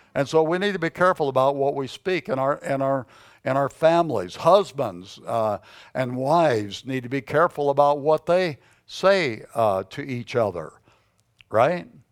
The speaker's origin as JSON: {"language": "English", "country": "United States", "said": "we are Americans"}